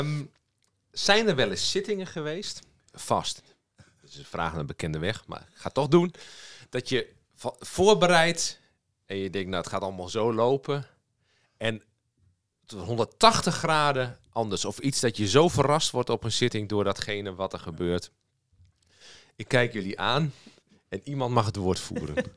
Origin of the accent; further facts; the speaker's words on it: southeast Drenthe, Netherlands; nu kom ik zelf uit Zuidoost-Drenthe, eh, ergens in een hoek daar